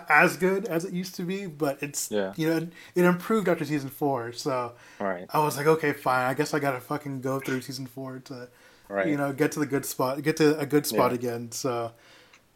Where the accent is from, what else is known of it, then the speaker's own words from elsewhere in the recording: Dallas, Texas, United States; I'm from Dallas